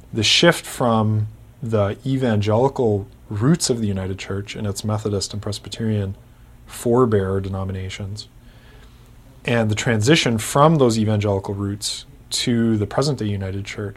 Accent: Kitchener, Ontario, Canada; my hometown, which is Kitchener, Ontario

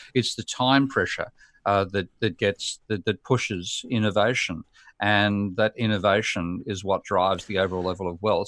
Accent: Australia; Australia being my home country

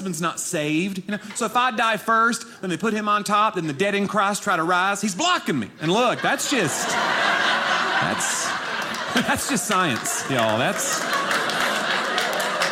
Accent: Nashville, Tennessee, United States; I am from Nashville, Tennessee

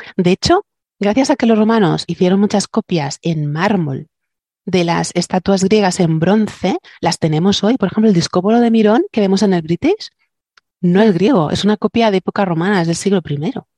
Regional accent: southern Spain, Spain; aquí en, en mi tierra, la mayoría de las iglesias, bueno, y todo el sur de España

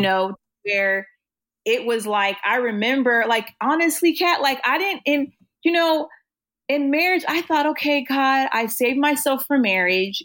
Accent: Oceanside, California, United States; I grew up in Oceanside

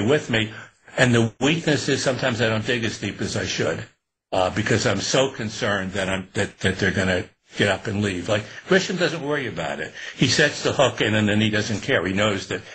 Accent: Newburgh, New York, United States; growing up in Newburgh in upstate

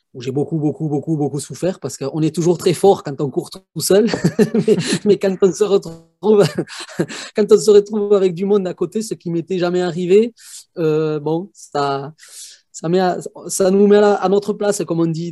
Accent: Haute-Soule, Basque Country, Pyrénées-Atlantiques, Nouvelle-Aquitaine, France; je suis du Pays Basque, dans la province de Haute-Soule, donc dans les Pyrénées-Atlantiques

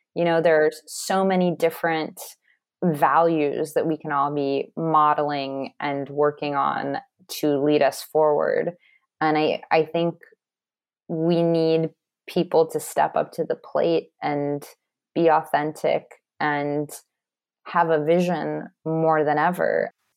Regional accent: Los Angeles, California, United States; I grew up in Los Angeles and went to private schools

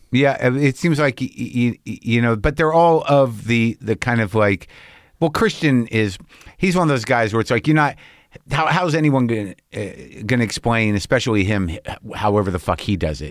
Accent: Albuquerque, New Mexico, United States; moved away; I grew up in Albuquerque

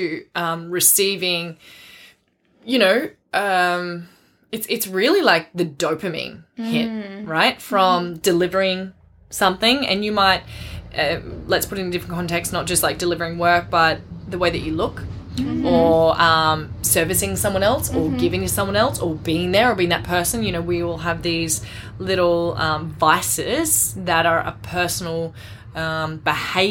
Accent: Australia; I'm Aussie.

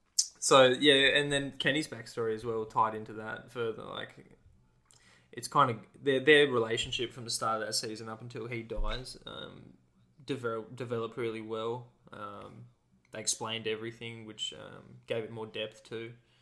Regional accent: Australia; as an Australian

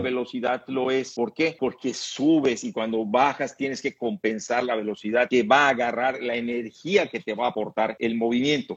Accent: Mexico; como mexicano

